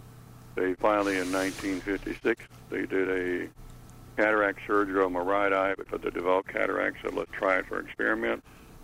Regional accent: Decatur, Indiana, United States; I was born in Decatur, Indiana, Adams County. And I've lived several different places, but I was born and raised in the country on a farm.

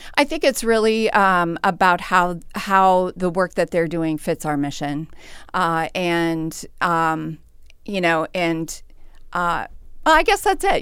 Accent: St. Peter, Minnesota, United States; I grew up in Saint Peter, uh, but have always worked, uh, professionally in Mankato

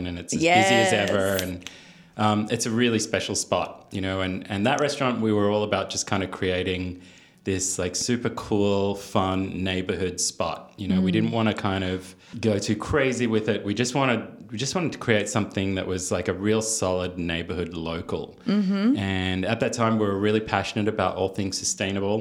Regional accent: Melbourne, Victoria, Australia; moved away as an adult; also born or lived in New York / Napa Valley; now in Napa, United States; I come from Melbourne, which is probably the food capital of Australia.

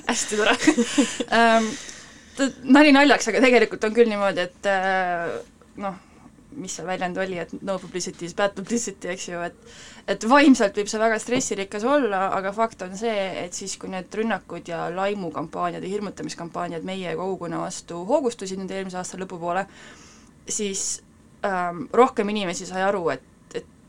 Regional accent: Estonia; mina olen täitsa Eestist, olen ainult Eestis elanud, nii et äh, muid äh, mõjutusi ei ole

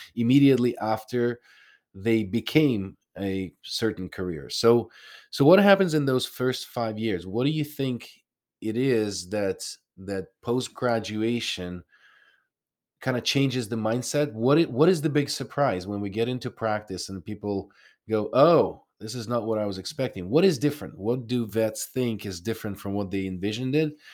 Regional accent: Ukraine; moved away; I'm from Ukraine originally.

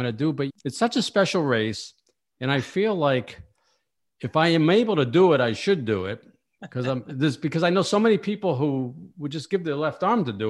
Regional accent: Saugus, Massachusetts, United States; I grew up near Boston. I grew up in Saugus

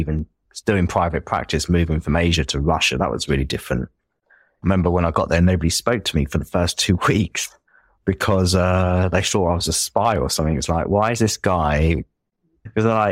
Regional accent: Enfield, London, United Kingdom; accent: Enfield, North London; I think I have quite a strong, at least Enfield, North London accent

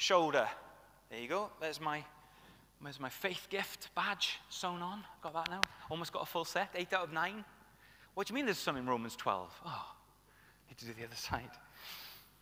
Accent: Welsh, Wales, United Kingdom; I say tooth because I'm Welsh

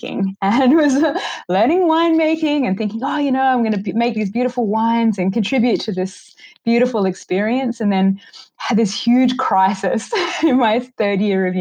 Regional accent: Australia; now in Vancouver, Canada; from Australia. I'm Australian

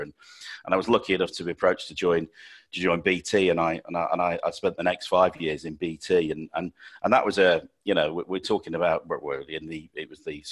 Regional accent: Sheffield, Yorkshire and the Humber, United Kingdom; I'm born and bred in Sheffield

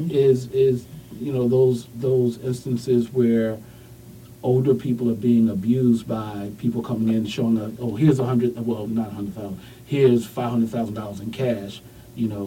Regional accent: New York, United States; I, I'm, I'm a New Yorker

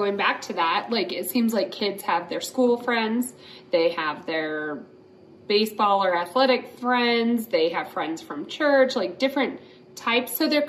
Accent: Western Slope, Colorado, United States; now in Colorado Springs, United States; The reason why I moved here from the Western Slope was awesome. Like we grew up skiing on Fridays

